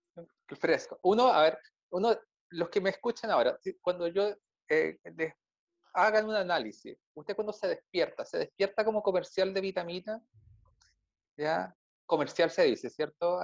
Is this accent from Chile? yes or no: yes; Chile; Yo creo que soy el único chileno que no se ha enfermado con la comida mexicana